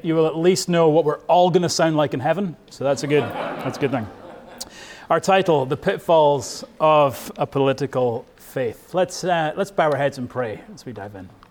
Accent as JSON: {"language": "English", "region": "Scotland", "country": "United Kingdom", "moved": "yes", "lives_now": "United States", "said": "I am from Bonnie, Scotland, but I am now a proud American."}